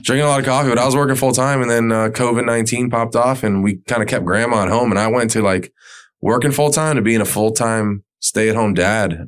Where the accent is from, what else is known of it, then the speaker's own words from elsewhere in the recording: Pembroke Pines, Florida, United States; moved away as an adult; I grew up in Pembroke Pines